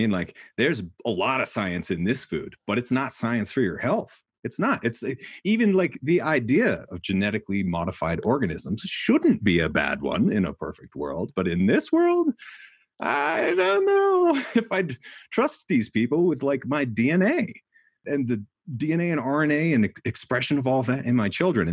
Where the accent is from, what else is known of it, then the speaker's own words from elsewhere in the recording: New Hampshire, United States; moved away; I grew up in New Hampshire where like we couldn't leave for 10 days sometimes.